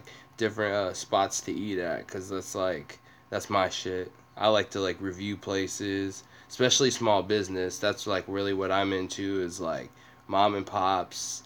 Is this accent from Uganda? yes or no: no; Seattle, Washington, United States; I'm from Seattle, so not that far away, but I'm from like Beacon Hill area